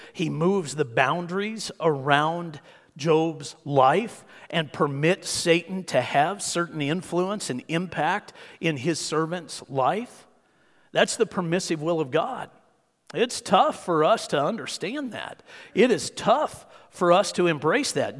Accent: Hutchinson, Kansas, United States; I grew up in Tornado Alley

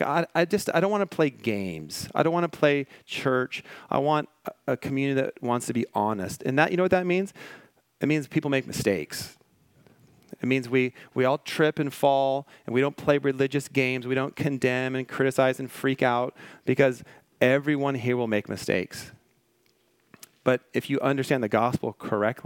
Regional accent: Washington, United States; now in Malibu, United States; I grew up in Washington State

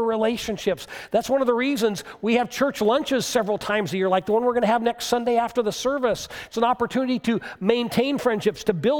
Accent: United States; American Christians

